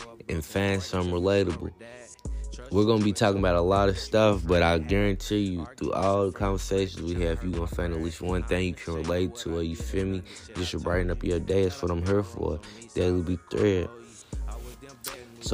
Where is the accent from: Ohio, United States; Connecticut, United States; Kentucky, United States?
Kentucky, United States; Louisville; I'm from Louisville